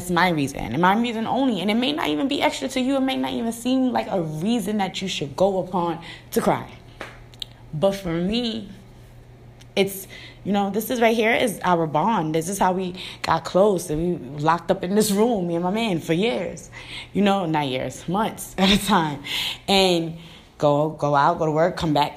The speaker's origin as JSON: {"language": "English", "town": "New York City", "region": "New York", "country": "United States", "moved": "yes", "said": "I'm from the city, you know, and when I say city, I'm from Brooklyn."}